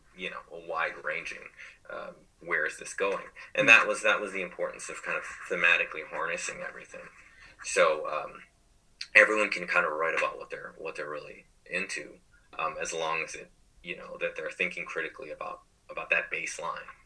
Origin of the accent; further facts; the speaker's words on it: California, United States; we're from California